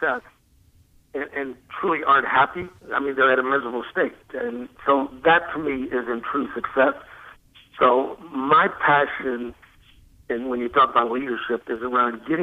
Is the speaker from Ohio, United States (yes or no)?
yes; Columbus, Ohio, United States; I grew up in Columbus, Ohio